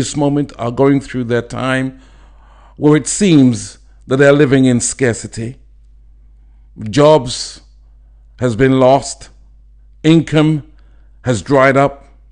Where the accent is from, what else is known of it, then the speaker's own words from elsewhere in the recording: London, United Kingdom; I'm from London, England.